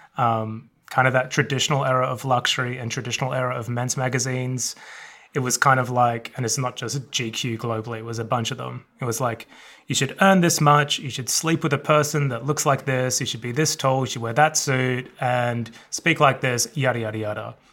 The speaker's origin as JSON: {"language": "English", "town": "Melbourne", "region": "Victoria", "country": "Australia", "tie": "born or raised there", "moved": "yes", "said": "I grew up in the suburbs of Melbourne, Australia"}